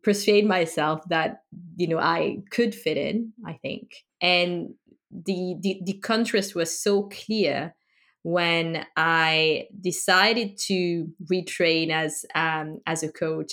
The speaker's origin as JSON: {"language": "English", "country": "France", "tie": "born or raised there", "said": "I grew up in France"}